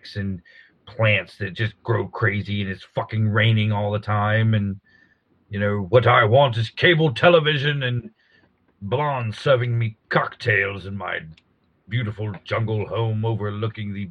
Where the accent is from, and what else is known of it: Louisiana, United States